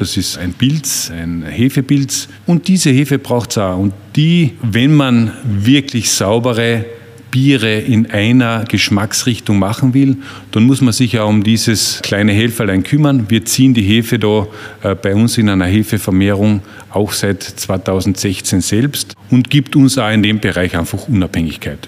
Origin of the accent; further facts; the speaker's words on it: Wörthersee, Carinthia, Austria; Ich bin ein Kind des Wörthersees, ein Gastronomiekind.